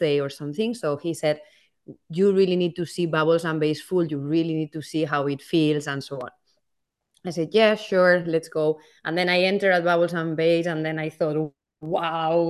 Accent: Valencia, Valencian Community, Spain; now in Amsterdam, Netherlands; So I'm originally from Spain, from Valencia, which is the East Coast.

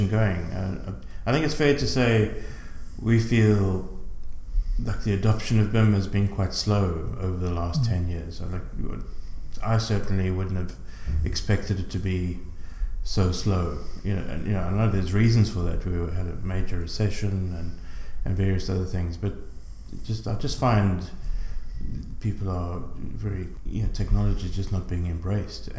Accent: South Africa; moved away as an adult; now in Ireland; I'm originally from South Africa. I moved to Ireland in 2000.

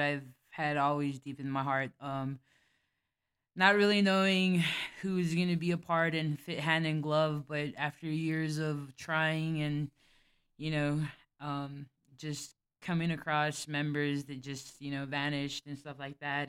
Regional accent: El Paso, Texas, United States; I actually grew up here in the Lower Valley

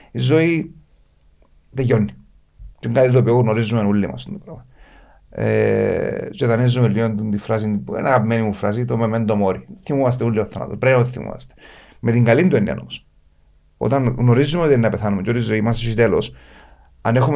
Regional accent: Paphos, Paphos District, Cyprus; την πόλη μου την πάφο

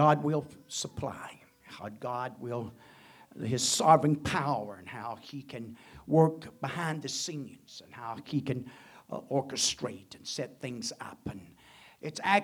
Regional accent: United States; born and placed here, not only with the birth, the citizen birth of the United States and being born as American man

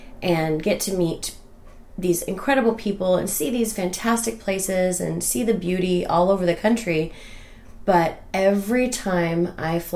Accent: Sequim, Washington, United States; I am actually born and raised in Squim

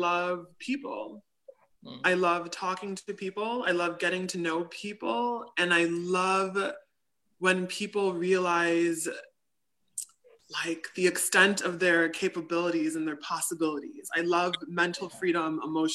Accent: Illinois, United States; also born or lived in Evanston, Illinois; now in Chicago, United States; I was born and raised in Illinois

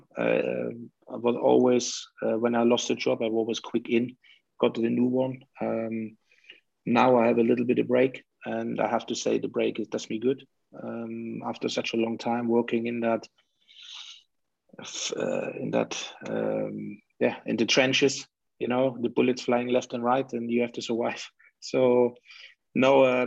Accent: Leipzig, Saxony, Germany; moved away; So that is where I come from, Leipzig

